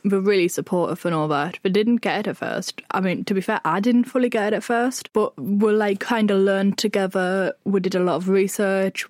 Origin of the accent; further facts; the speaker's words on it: Sunderland, North East England, United Kingdom; I'm from Sunderland